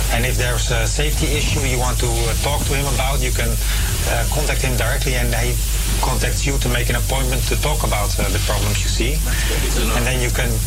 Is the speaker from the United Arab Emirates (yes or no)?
no; Amsterdam, North Holland, Netherlands; So I'm from Amsterdamse Poort, but there is one at Venserpolder, there is one at uh, the FD-buurt.